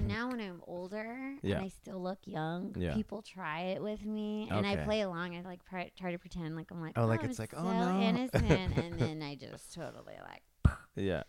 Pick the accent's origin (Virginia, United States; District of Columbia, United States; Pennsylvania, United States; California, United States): California, United States; Riverside; I grew up in Riverside